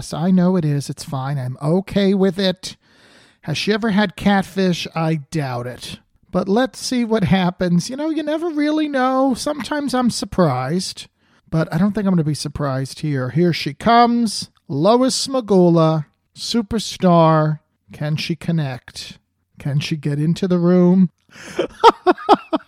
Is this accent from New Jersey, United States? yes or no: yes; New Jersey, United States; now in California, United States; growing up in New Jersey